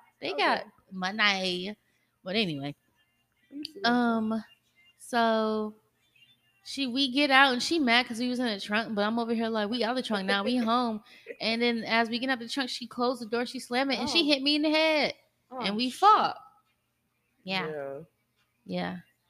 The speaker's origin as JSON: {"language": "English", "town": "Kennesaw", "region": "Georgia", "country": "United States", "said": "Not me though. Not me. I'm from Kennesaw."}